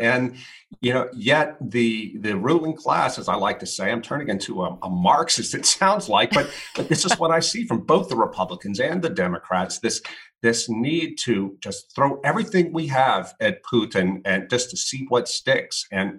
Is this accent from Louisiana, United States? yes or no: yes; Louisiana, United States; One of his friends from my hometown in Louisiana, a town of 2,000 people